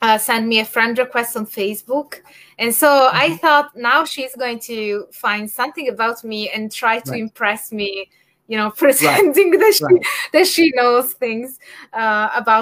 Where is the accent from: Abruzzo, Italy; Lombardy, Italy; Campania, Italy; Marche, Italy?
Campania, Italy; Naples; in my home region, which is Campania, because I'm from Naples